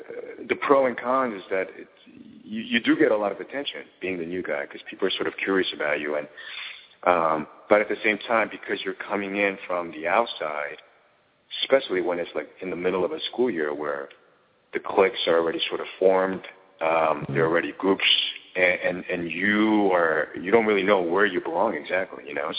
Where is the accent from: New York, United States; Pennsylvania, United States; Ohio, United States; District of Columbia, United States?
New York, United States; New York City; We grew up in New York City, but we moved almost every year, year and a half, couple of years or so.